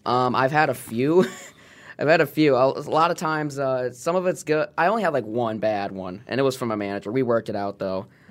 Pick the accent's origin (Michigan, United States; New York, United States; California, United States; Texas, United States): Michigan, United States; Royal Oak; also born or lived in Wixom, Michigan / Livonia, Michigan; I was born in Royal Oak